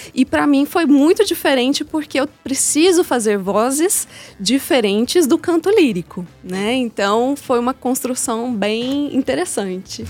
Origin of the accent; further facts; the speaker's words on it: interior of São Paulo, Brazil; now in Belo Horizonte, Brazil; Eu sou do interior de São Paulo